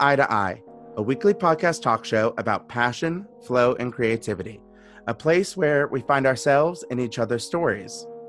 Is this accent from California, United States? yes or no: no; Louisiana, United States; I grew up in Louisiana, central Louisiana.